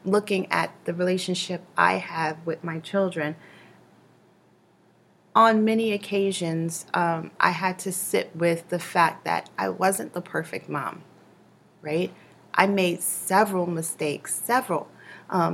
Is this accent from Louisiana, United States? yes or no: no; New York City, New York, United States; growing up in Brooklyn.